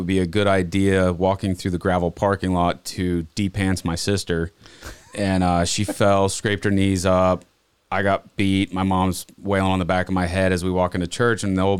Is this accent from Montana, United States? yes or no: yes; Montana, United States; also born or lived in Okinawa, Japan; So I was born in Japan. We lived there till I was three. Don't remember any of it. And we moved back to Montana when I was 3.5, 4 years old.